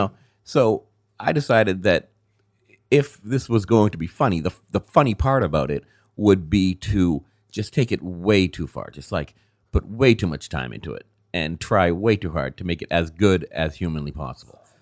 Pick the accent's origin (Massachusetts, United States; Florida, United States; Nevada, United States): Massachusetts, United States; Andover; also born or lived in Gloucester, Massachusetts; I grew up about twenty miles north of here. uh, Andover